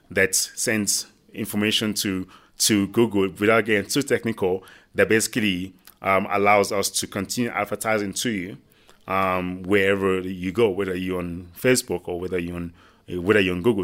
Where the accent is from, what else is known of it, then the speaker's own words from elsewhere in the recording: Nigeria; now in South Africa; Nigerian born. Um, came here and now I'm a proud South African.